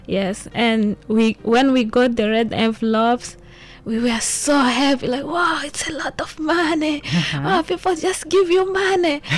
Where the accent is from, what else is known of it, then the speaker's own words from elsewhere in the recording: Maputo, Mozambique; moved away as an adult; now in Hualien, Taiwan; I am from Mozambique, the capital city of Mozambique, Maputo.